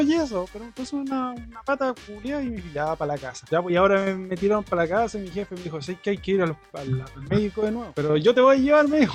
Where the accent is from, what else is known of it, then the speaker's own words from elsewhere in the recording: Chile; now in Japan; me, comí el, terremoto de, Chile y cuando me vine para Japón